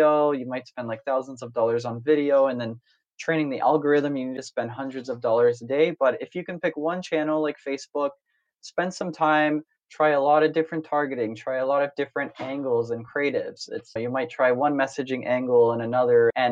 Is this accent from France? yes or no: no; Canada; moved away as an adult; also born or lived in Silicon Valley, United States; I grew up in Canada most of my life, went to university there, came out to the States for the first time after graduating to work in Silicon Valley